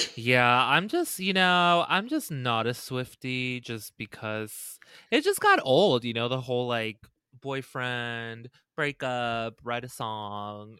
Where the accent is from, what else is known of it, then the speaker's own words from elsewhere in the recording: Las Vegas, Nevada, United States; we grew up, obviously, in a side of town where there were a lotta, like, bunnies and it was very open. Vegas is obviously very civilized